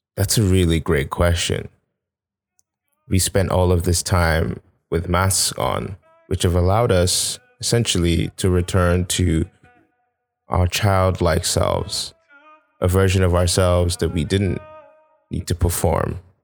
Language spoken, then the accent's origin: English; Nigeria; now in Canada; I'm this Nigerian guy trying to make a life out in Canada.